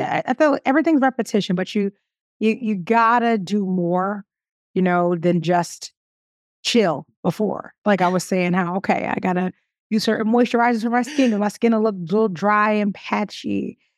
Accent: Philadelphia, Pennsylvania, United States; I'm from Philly

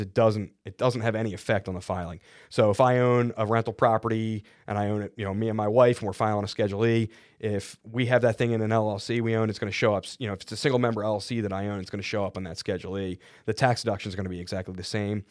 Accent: Philadelphia, Pennsylvania, United States; I'm from Philly

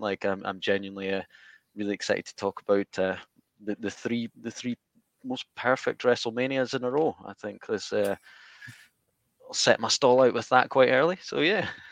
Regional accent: Scotland, United Kingdom; I'm from Scotland

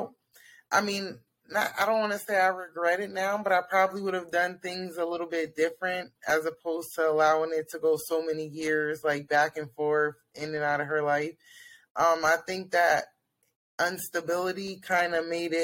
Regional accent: Pennsylvania, United States; I'm from Pennsylvania.

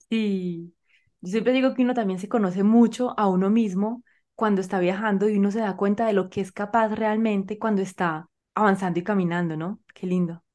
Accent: Colombia; yo soy colombiana y vivo en Colombia

